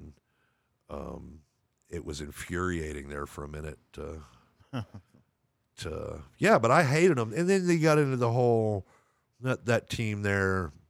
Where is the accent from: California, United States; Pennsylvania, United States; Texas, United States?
Texas, United States; Lubbock; I grew up in Lubbock, Texas, man.